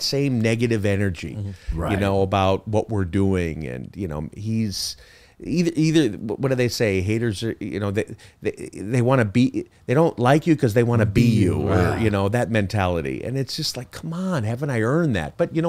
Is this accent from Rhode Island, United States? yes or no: no; Chicago, Illinois, United States; I grew up in Chicago. I got I'm the youngest of four brothers.